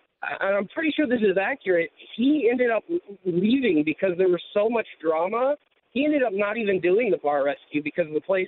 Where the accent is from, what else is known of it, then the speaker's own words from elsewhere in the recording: Omaha, Nebraska, United States; I'm from Omaha, Nebraska.